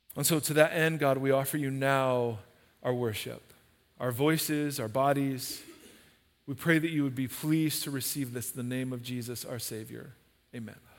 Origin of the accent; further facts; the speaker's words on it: United States; as American Christians